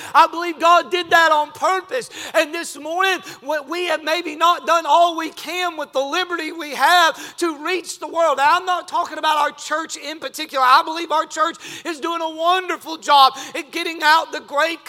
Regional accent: United States; I'm a red-blooded American.

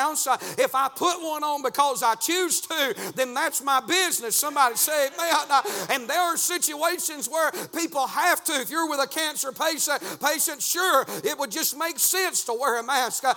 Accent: United States; our rights as American

